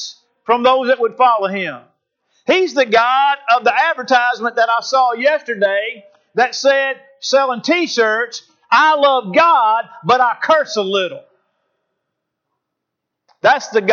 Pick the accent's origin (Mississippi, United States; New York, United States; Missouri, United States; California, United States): Missouri, United States; St. Louis; When I was a kid growing up in South County, St. Louis, in our little old neighborhood cul-de-sac